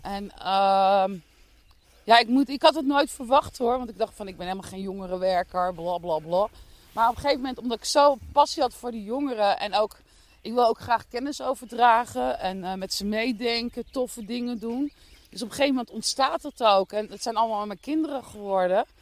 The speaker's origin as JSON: {"language": "Dutch", "town": "The Hague", "region": "South Holland", "country": "Netherlands", "tie": "born or raised there", "moved": "as an adult", "lives_now": "Dordrecht, Netherlands", "said": "Ik eh, kom oorspronkelijk eh, geboren en getogen in Den Haag"}